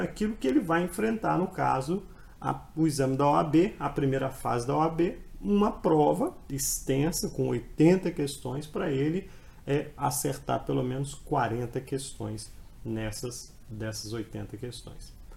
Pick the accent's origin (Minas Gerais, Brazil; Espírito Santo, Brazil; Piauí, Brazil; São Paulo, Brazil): Espírito Santo, Brazil; Colatina; Eu nasci na cidade do interior, do Espírito Santo, né, cidade de Colatina, cidade que eu, minha cidade natal.